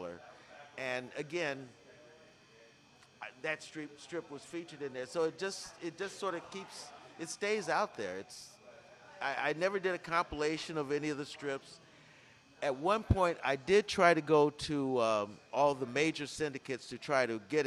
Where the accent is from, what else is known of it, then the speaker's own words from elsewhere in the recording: Fort Wayne, Indiana, United States; my childhood growing up in Fort Wayne, Indiana